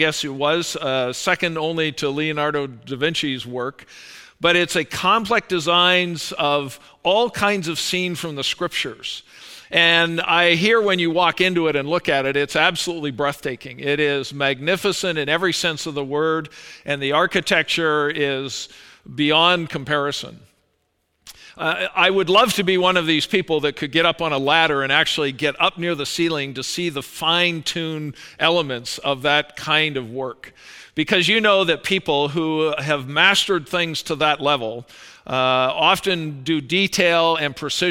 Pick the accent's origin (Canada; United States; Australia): Canada; Calgary, Alberta; I was born up in Calgary, Alberta